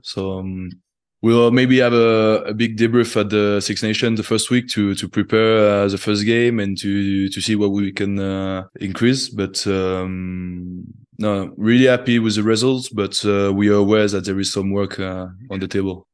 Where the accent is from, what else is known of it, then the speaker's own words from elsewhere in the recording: Toulouse, Occitania, France; I was born in Toulouse